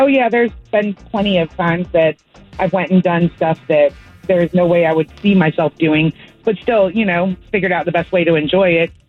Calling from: Crescent City, United States; I'm actually calling from Crescent City.

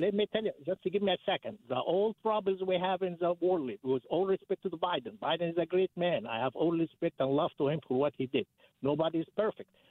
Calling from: Athens, Georgia, United States; I'm calling from Athens area

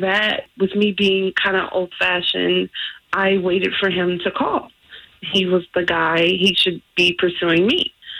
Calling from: Windermere, Florida, United States; Hi, I'm from Windermere.

